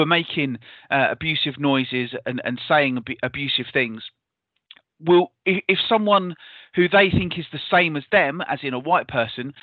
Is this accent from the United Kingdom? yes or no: yes; near Canterbury, South East England, United Kingdom; where I grew up near Canterbury wasn't particularly particularly culturally diverse